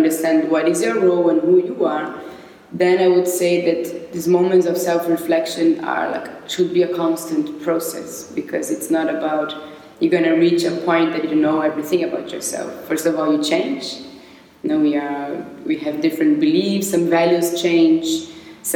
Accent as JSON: {"language": "English", "region": "São Paulo", "country": "Brazil", "tie": "born or raised there", "also_born_or_lived": "Barcelona", "moved": "as an adult", "lives_now": "Berlin, Germany", "said": "I was born in Brazil and I lived my whole life in São Paulo."}